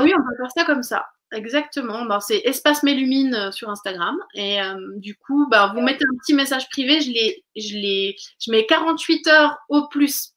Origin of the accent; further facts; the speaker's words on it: Switzerland; now in France; je viens de Suisse